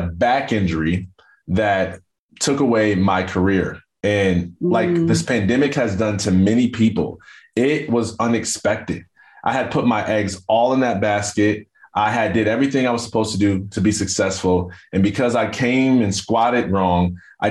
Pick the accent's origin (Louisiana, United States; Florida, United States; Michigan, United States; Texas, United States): Michigan, United States; Jackson; I grew up in a town called Jackson, Michigan